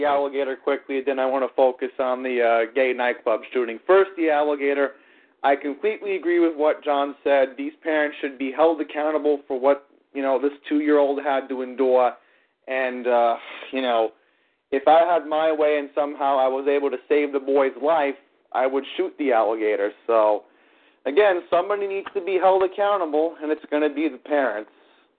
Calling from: Fresh Meadows, New York, United States; in Fresh Meadows.

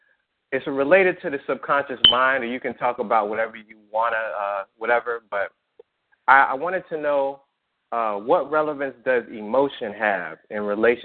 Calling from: New Jersey, United States; I'm calling from New Jersey.

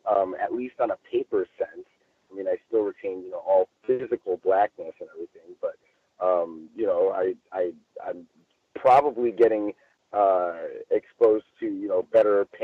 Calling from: Los Angeles, California, United States; I'm reporting from Los Angeles.

